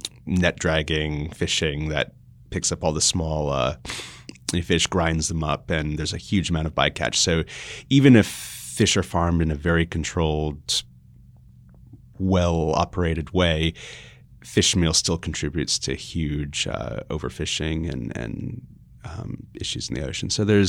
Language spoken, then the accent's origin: English; Austria; born there; Well, I was born in Austria, and so I would spend a lot of time there in the summers.